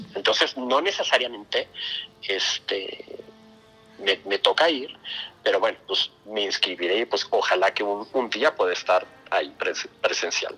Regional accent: Mexico; por, ser latino, por ser mexicano

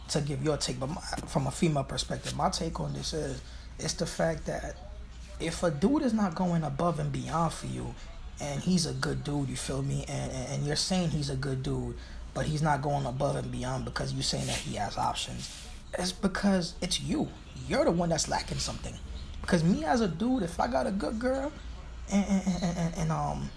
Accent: New York City, New York, United States; I'm from Brooklyn. I'm from Flatbush

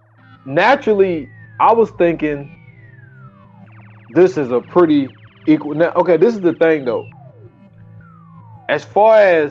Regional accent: the South, United States; I'm from the South

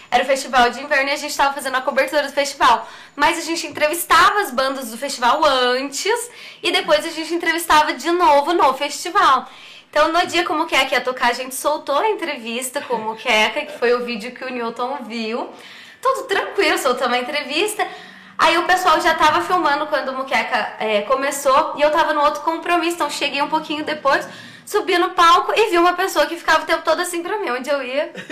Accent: Cambuí, Minas Gerais, Brazil; born or raised there; also born or lived in São Paulo

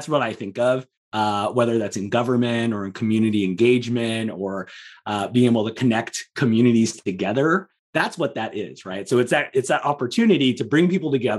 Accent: Southern California, United States; also born or lived in England; I'm from Southern California

